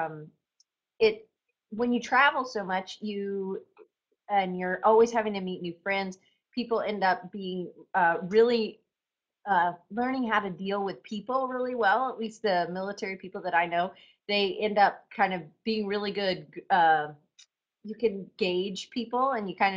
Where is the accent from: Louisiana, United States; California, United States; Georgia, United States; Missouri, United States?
Georgia, United States; I'm from Georgia